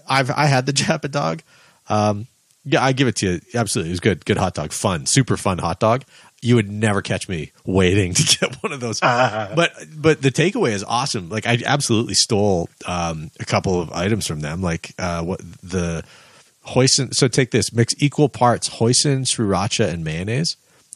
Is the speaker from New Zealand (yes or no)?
no; Canada; As a Canadian, a Calgary institution.